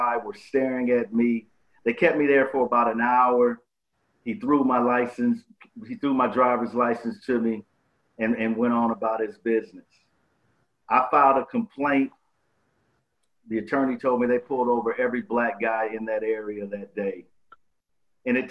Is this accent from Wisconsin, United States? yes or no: yes; Milwaukee, Wisconsin, United States; I grew up in Milwaukee, Wisconsin.